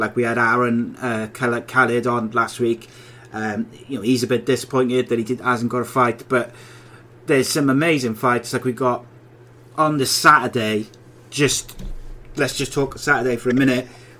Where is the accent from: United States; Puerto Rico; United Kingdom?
United Kingdom; Welsh, Wales; I'm Welsh